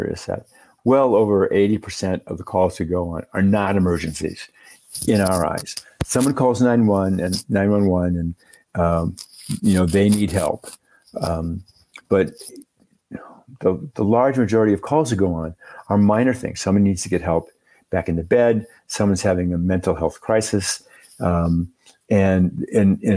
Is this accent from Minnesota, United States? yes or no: yes; Minnesota, United States; now in Santa Fe, United States; I'm from Minnesota originally. I grew up in the land of, 30 below and blizzards